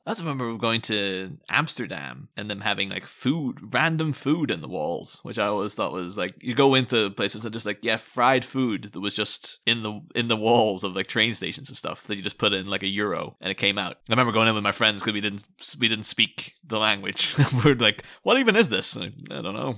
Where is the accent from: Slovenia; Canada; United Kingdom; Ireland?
Ireland; moved away; I'm coming from Ireland